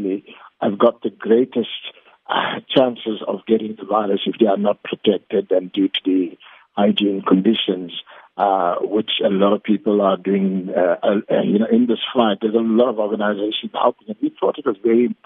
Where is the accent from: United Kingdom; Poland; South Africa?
South Africa